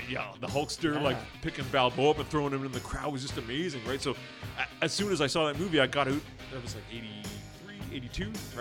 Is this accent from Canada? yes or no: yes; Pickering, Ontario, Canada; I'm from Pickering, which is a suburb of Toronto.